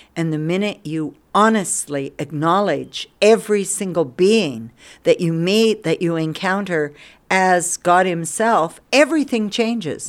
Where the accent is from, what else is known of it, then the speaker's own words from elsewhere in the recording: Durango, Colorado, United States; moved away as an adult; now in India; I was born in Durango, Colorado. Not Durango exactly. We lived outside. We lived twenty miles out